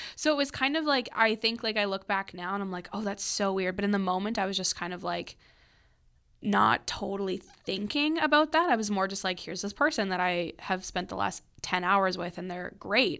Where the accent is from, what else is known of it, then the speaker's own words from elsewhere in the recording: Oakbank, Manitoba, Canada; we grew up in Oak Bank, which is a really small community outside of Winnipeg